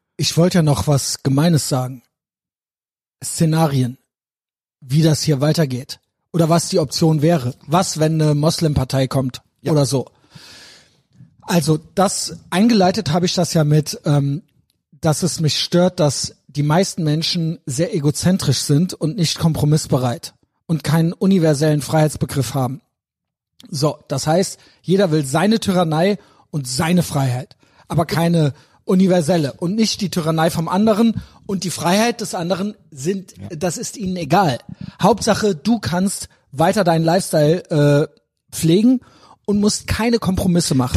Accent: Germany; Ich bin in Deutschland geboren.

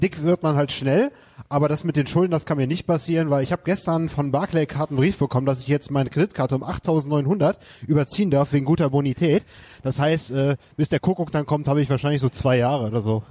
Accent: Wermelskirchen, North Rhine-Westphalia, Germany; now in Leverkusen, Germany; In meiner alten Heimat Wermelskirchen

